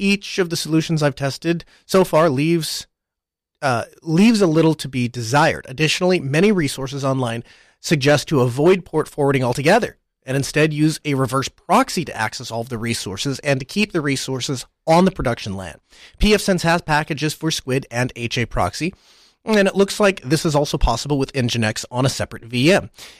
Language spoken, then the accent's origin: English; Spain; I'm from Spain.